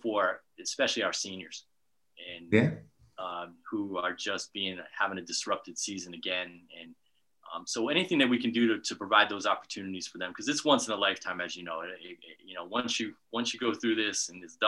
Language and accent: English; Bristol, Rhode Island, United States; also born or lived in New Hampshire; I'm a native Rhode Islander, so I grew up in Bristol, Rhode Island